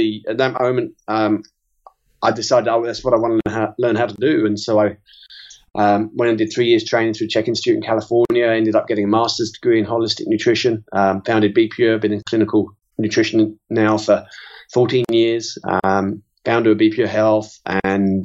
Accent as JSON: {"language": "English", "region": "London", "country": "United Kingdom", "also_born_or_lived": "South Carolina, United States", "moved": "as an adult", "lives_now": "New Zealand", "said": "I'm originally from North London, and just north of London"}